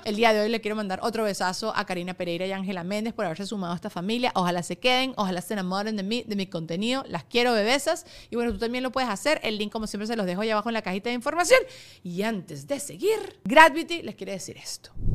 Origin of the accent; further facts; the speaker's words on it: Venezuela; now in United States; yo tampoco que tampoco soy venezolana máximo, mi familia es inmigrante